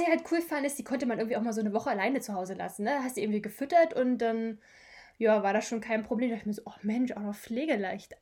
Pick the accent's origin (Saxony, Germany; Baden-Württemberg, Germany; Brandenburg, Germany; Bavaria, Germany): Brandenburg, Germany; moved away as an adult; now in Eutin, Germany; ich komme eigentlich auch ursprünglich, also ich komme aus Brandenburg